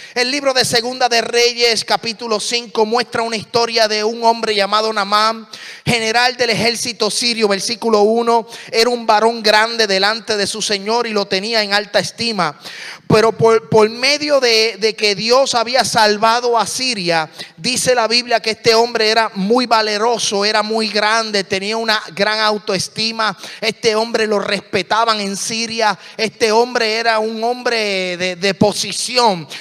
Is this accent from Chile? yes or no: no; Puerto Rico; hablo muy rápido, pero soy puertorriqueño.